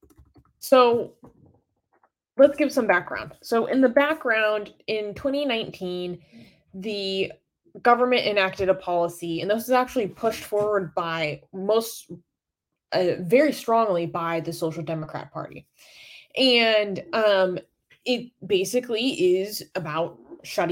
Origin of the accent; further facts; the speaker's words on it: United States; I'm an American